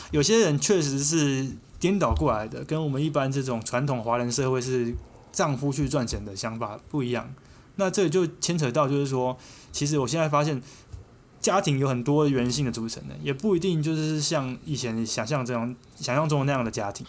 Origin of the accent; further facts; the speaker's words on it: Taiwan; 我们台湾人不会去注意到的一些街景